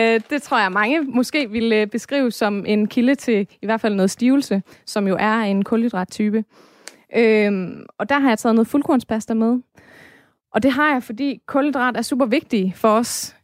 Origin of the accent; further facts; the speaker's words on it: Denmark; vi som danskere